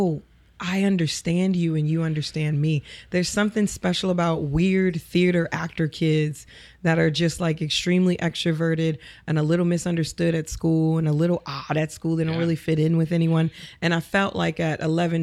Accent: New Orleans, Louisiana, United States; moved away as an adult; now in Los Angeles, United States; I grew up in the East. I went to Resurrection of Our Lord Elementary School

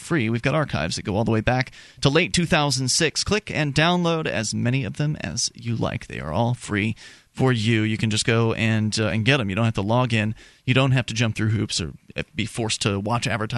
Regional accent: Sarasota, Florida, United States; moved away; my hometown of Sarasota, Florida

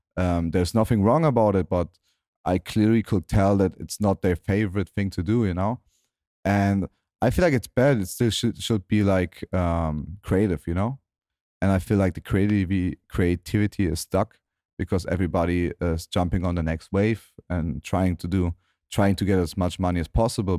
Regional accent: Germany; my hometown in Germany.

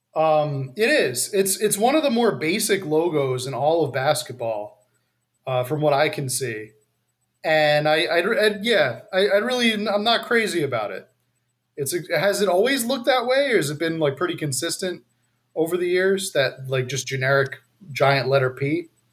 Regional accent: New Jersey, United States; I'm from New Jersey

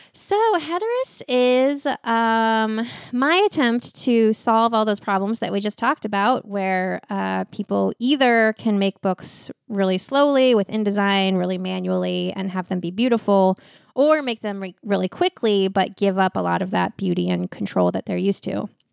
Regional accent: West Coast, United States; also born or lived in New York; now in Portland, United States; I was from the West Coast, and also, so I had a bunch of family out here.

